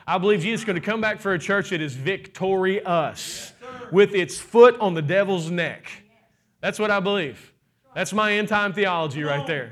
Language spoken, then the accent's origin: English; Kentucky, United States; I'm from Kentucky